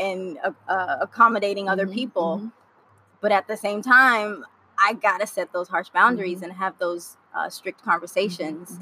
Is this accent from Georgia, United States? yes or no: no; Miami, Florida, United States; moved away as an adult; also born or lived in Haiti; now in Los Angeles, United States; I moved from Miami, Florida, where I grew up. Mm-hmm. Uh, originally born in Haiti, raised by Haitian parents